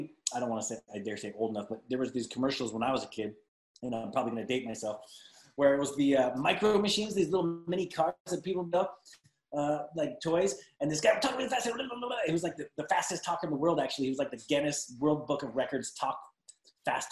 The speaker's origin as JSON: {"language": "English", "town": "Glendale", "region": "California", "country": "United States", "also_born_or_lived": "Salt Lake City, Utah", "moved": "yes", "lives_now": "Dallas-Fort Worth, United States", "said": "I'm from Glendale, California originally"}